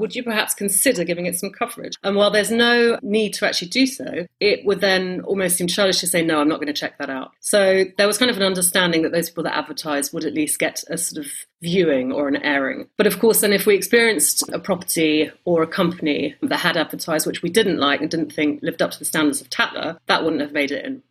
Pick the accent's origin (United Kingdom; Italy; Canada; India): United Kingdom; London; also born or lived in United States; I was born in the States, then moved to um, London when I was a baby